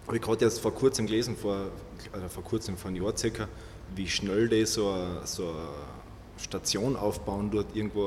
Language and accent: German; Carinthia, Austria; bei uns in Kärnten